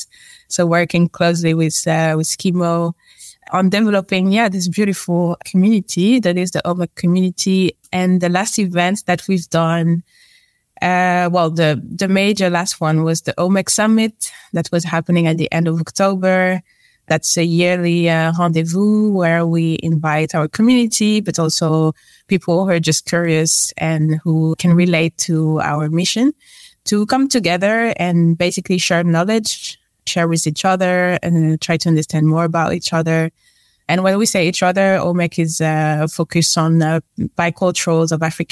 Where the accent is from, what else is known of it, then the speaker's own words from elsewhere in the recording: near Paris, grew up in mainland France, Île-de-France, France; moved away as an adult; now in Amsterdam, Netherlands; I am a French. I was born near Paris